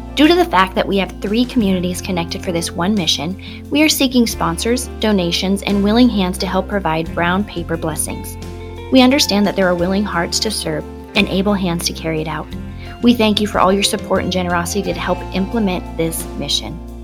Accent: Bonesville, South Dakota, United States; my hometown

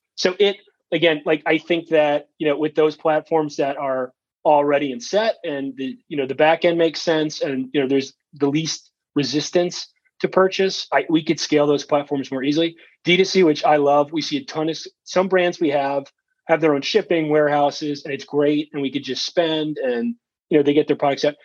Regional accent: Wisconsin, United States; also born or lived in New York / Chicago / Minnesota; I was born in New York and I lived in Wisconsin the majority of my life, or Chicago or Minnesota

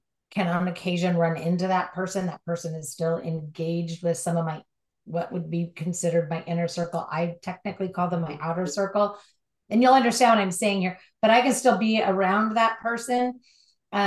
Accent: Southern California, United States; Born and raised in Southern California, driving on the LA freeways

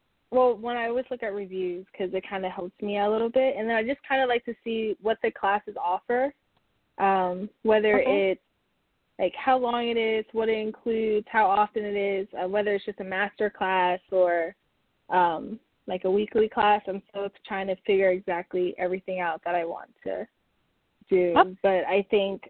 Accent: New Jersey, United States; moved away as an adult; also born or lived in Florida; I grew up in a super, super small town in New Jersey

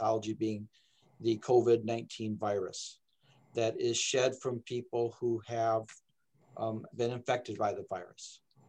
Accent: Michigan, United States; also born or lived in Texas; Well, I came, I'm actually from Michigan here, but I bounced back and forth between Texas and Michigan a few times.

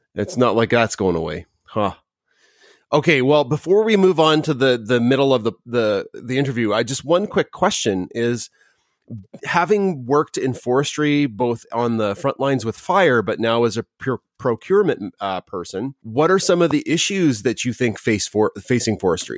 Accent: Canada; as a Canadian

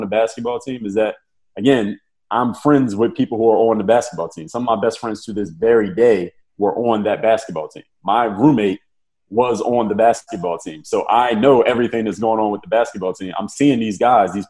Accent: Philadelphia, Pennsylvania, United States; I'm from Philadelphia

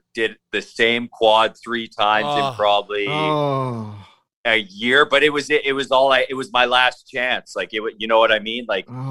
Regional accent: Victoria, British Columbia, Canada; I'm from Victoria, British Columbia, Canada.

